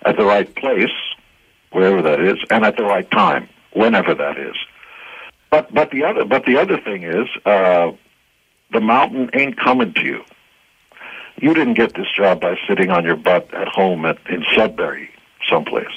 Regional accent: Israel; English is a second language; moved away; I wasn't born in the States or Canada. I come from Israel, and I had to learn how to speak English. English was my third or fourth language.

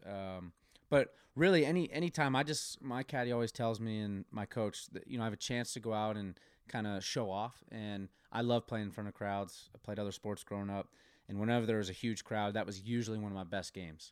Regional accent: Colorado, United States; moved away as an adult; also born or lived in Oklahoma; growing up in Colorado

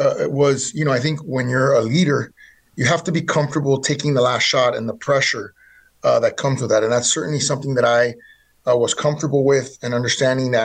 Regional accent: Miami, Florida, United States; I was born in Miami, Florida.

